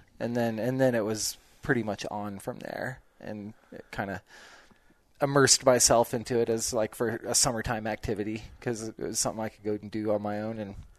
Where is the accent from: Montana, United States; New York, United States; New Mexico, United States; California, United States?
New Mexico, United States; Cimarron; Yeah, I grew up in Cimarron, so.